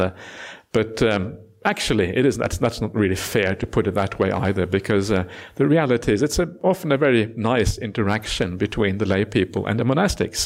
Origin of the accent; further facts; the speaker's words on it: Norway; now in Australia; Norway was, is where I was born. Uh, and now I am also Australian citizen